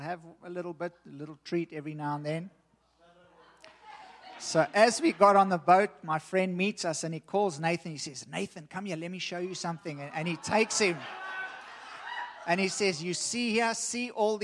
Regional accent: South Africa; me growing up in South Africa, growing up as a racist

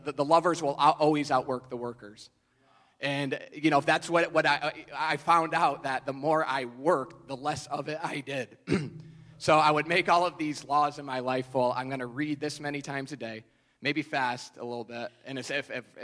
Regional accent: New York, United States; I'm from New York

